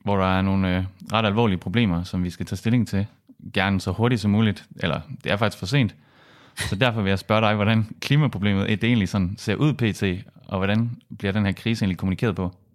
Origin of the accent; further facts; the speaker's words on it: Southern Jutland, Southern Denmark, Denmark; now in Aarhus, Denmark; jeg er sønderjød